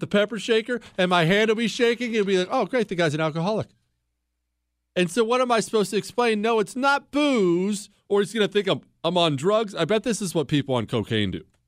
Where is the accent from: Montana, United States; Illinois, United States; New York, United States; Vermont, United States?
Montana, United States; I'm from Montana